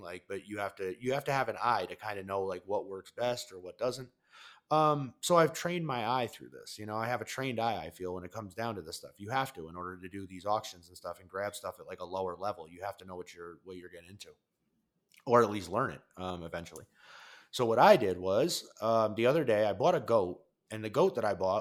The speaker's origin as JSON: {"language": "English", "region": "Colorado", "country": "United States", "said": "I'm from Colorado"}